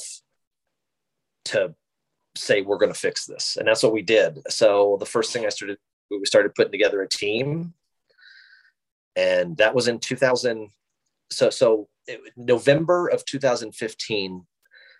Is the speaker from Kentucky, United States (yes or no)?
no; Wyoming, United States; I'm originally born and raised in Wyoming